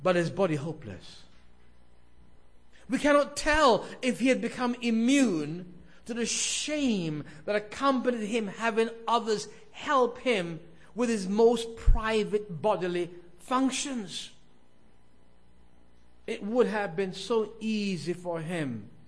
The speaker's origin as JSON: {"language": "English", "region": "London", "country": "United Kingdom", "tie": "born or raised there", "moved": "yes", "said": "I was a boy growing up in South London, England"}